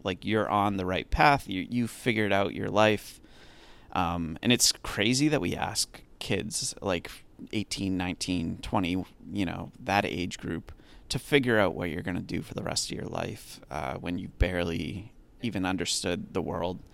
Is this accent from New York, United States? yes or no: no; Massachusetts, United States; I'm from Massachusetts